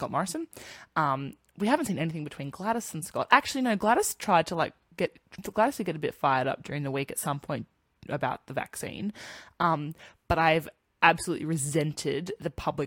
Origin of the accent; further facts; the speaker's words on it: New South Wales, Australia; now in Queensland, Australia; Coming from New South Wales